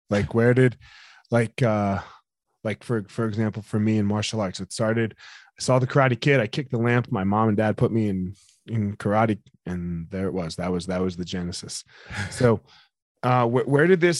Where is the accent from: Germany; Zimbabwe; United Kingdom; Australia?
United Kingdom; moved away as an adult; also born or lived in Evanston, Illinois, United States; Grew mainly grew up in the UK.